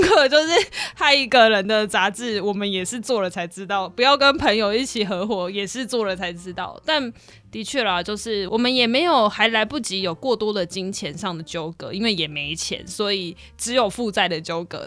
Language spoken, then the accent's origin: Chinese; Wugu, New Taipei, Taiwan; 我就是一个新北市的比较乡下的地方